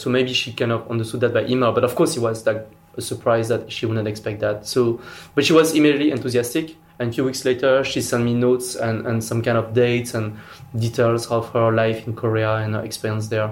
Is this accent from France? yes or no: yes; France; I was born in France.